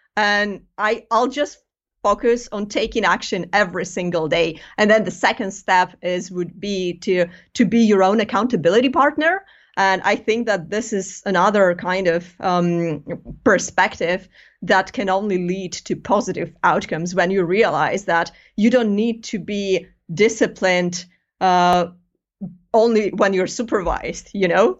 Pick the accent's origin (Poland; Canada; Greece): Greece; moved away as an adult; now in United Kingdom; I'm, I'm originally from Greece